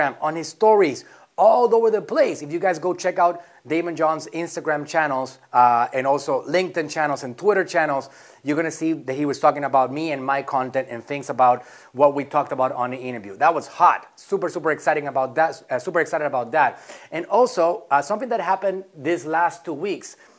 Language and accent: English; Puerto Rico; moved away as an adult; also born or lived in Mexico; I'm from Puerto Rico, born and raised there. At the age of 19, I left.